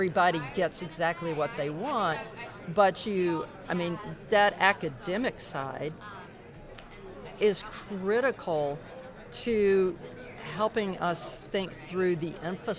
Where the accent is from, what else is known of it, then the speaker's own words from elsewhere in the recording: Corsicana, Texas, United States; Well, so understand, my hometown is in Corsicana, Texas. and small town of 20,000 people. I haven't lived there in more than 25 years, and I've lived since then border to border and coast to coast.